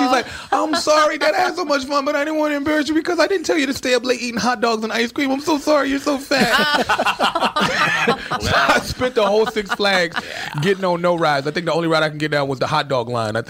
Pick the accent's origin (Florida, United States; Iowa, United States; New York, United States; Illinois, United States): Illinois, United States; Chicago; And I'm from Chicago, and I'm not used to this.